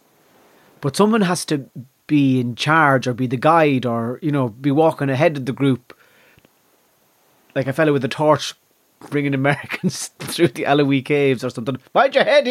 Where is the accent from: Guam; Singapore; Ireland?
Ireland; I have a very strong sense of myself as an Irish performer